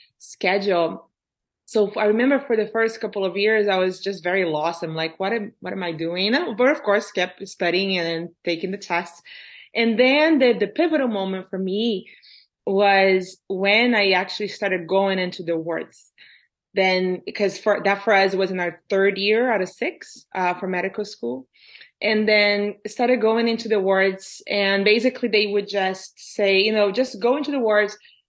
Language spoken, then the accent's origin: English; Brazil; now in Canada; So growing up in Brazil, so I grew up middle-class family in Brazil